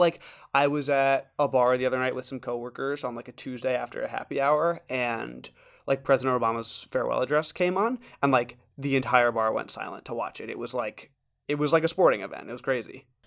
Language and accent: English; New York City, New York, United States; now in Washington, D.C., United States; I'm from Brooklyn